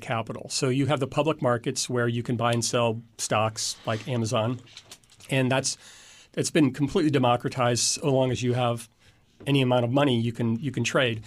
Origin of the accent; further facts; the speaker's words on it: Indiana, United States; also born or lived in DeKalb, Illinois; I was born in Illinois, but I've lived in Indiana most of my life